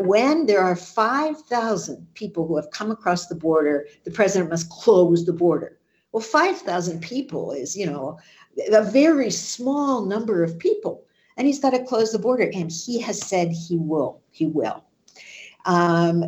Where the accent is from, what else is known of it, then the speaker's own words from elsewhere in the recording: United States; as an American